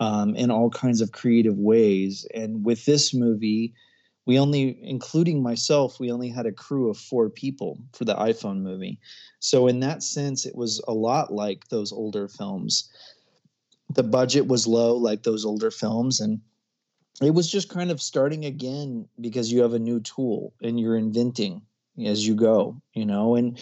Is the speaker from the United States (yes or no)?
no; Comoros; also born or lived in Ecuador; I was born in Ecuador. I spent a good deal of my childhood in not a very well-known place called the Comoro Islands off the east coast of Africa.